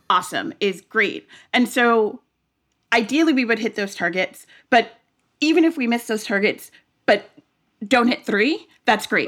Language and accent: English; New York, United States; as a kid, I grew up in New York.